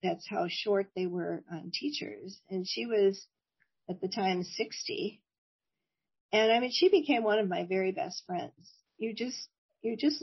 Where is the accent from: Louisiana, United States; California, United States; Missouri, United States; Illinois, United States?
Illinois, United States; Oak Park; I grew up in Oak Park, Illinois, a suburb of Chicago